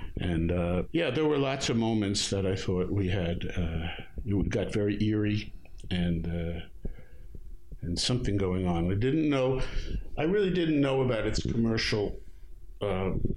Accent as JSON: {"language": "English", "town": "New York City", "region": "New York", "country": "United States", "tie": "born or raised there", "also_born_or_lived": "Long Island", "said": "I was born in Brooklyn"}